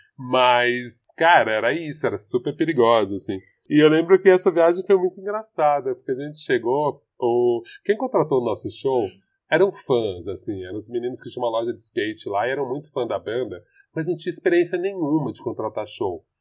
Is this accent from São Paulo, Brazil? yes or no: yes; São Paulo, Brazil